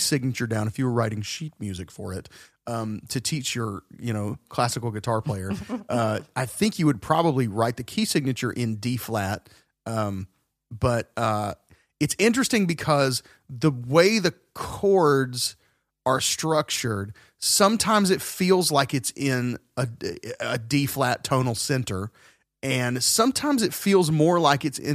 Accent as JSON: {"language": "English", "region": "the South", "country": "United States", "said": "we're from the South"}